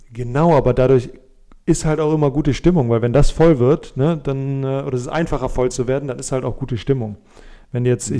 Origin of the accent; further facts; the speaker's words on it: Germany; uns als Deutsche